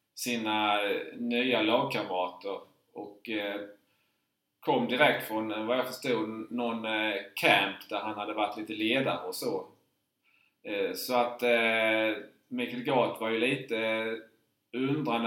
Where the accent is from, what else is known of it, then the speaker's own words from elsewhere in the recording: Markaryd, Kronoberg County, Sweden; jag är ju uppväxt i Markaryd